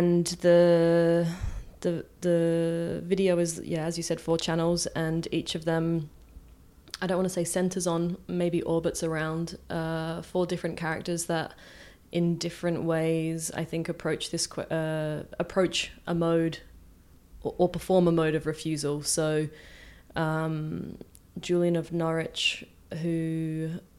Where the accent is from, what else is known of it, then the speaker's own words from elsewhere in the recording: Adelaide, South Australia, Australia; moved away as an adult; also born or lived in Rotterdam, Netherlands; now in Marseille, France; I am an artist from Adelaide, and I'm currently living in Marseille